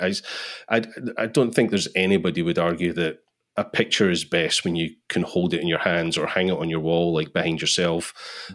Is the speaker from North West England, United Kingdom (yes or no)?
no; Scotland, United Kingdom; I'm from Scotland